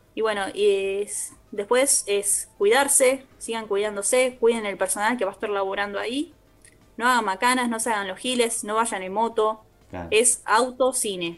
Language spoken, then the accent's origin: Spanish; Argentina; nosotros como argentinos